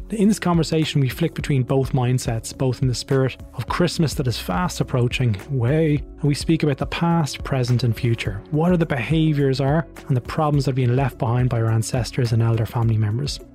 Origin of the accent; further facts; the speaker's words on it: Ireland; Being Irish, of course, we speak English.